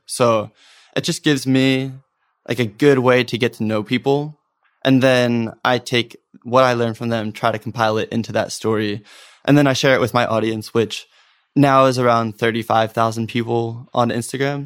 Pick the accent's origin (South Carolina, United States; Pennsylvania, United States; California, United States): Pennsylvania, United States; Norristown; I grew up in the Philadelphia area in the suburbs, a town called Norristown